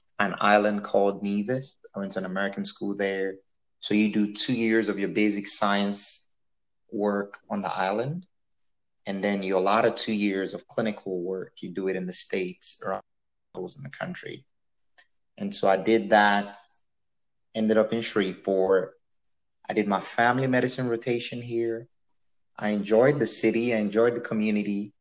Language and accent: English; Nigeria; so I was born in Nigeria. That's where I grew up.